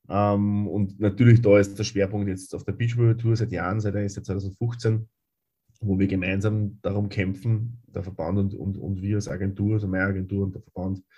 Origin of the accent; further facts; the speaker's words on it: Upper Austria, Austria; Ähm, ich habe äh, in Oberösterreich, wo ich herkomme, äh, begonnen, vorerst Volleyball zu spielen